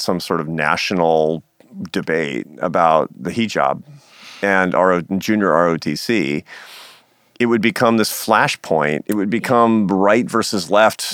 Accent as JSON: {"language": "English", "town": "Seattle", "region": "Washington", "country": "United States", "tie": "born or raised there", "moved": "yes", "said": "my hometown of Seattle"}